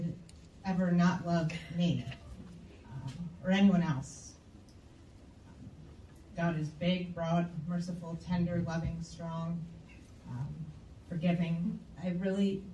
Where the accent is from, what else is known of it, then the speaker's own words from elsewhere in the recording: outside Detroit, Michigan, United States; I grew up outside of Detroit